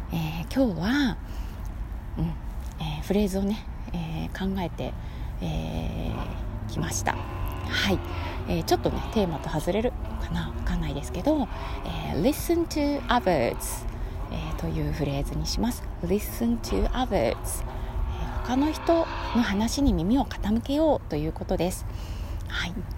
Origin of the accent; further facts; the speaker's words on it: Kansai, Japan; 関西にね生まれ育っているので